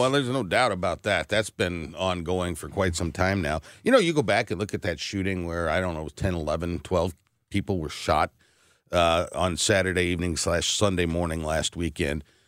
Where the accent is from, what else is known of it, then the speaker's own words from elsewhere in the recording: Berkeley, Missouri, United States; Ferguson, I grew up next door in Berkeley as a young lad.